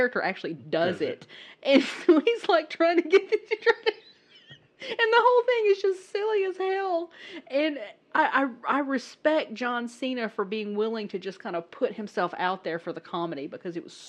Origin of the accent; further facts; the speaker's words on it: the South, United States; I come from the South. I'm from the South